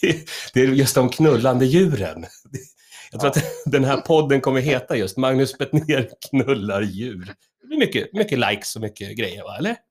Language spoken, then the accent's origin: Swedish; Stockholm, Stockholm County, Sweden; jag är uppvuxen i, i Högdalen, Hökarängen